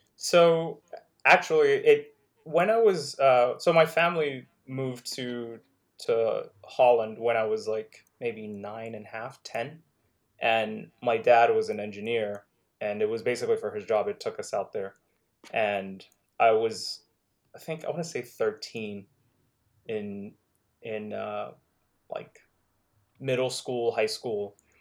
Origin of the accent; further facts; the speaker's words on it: Nigeria; also born or lived in Netherlands; now in United States; in Nigeria, like, I, I remember growing up on Thundercats